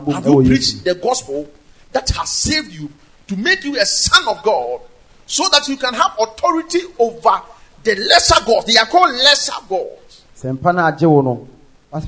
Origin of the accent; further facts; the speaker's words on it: Ejisu, Ashanti, Ghana; In my hometown, Ejoso